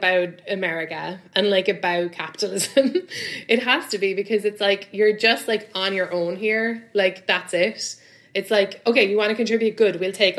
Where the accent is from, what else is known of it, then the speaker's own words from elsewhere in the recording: London, United Kingdom; I come from London where, you know, like you do a few shows a week and you get like £60, £100, like not even clubs, just like your friends' shows or whatever.